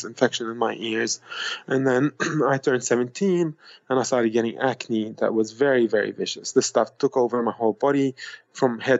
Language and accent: English; Lebanon; moved away; I was born in Lebanon in 1980